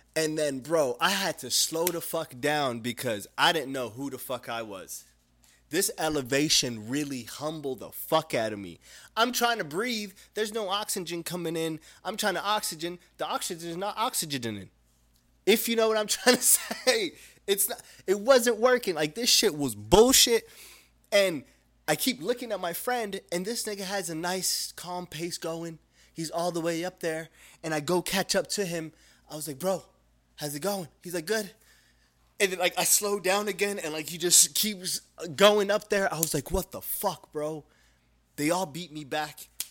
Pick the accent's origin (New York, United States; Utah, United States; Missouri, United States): Utah, United States; now in Arizona, United States; I was raised in Utah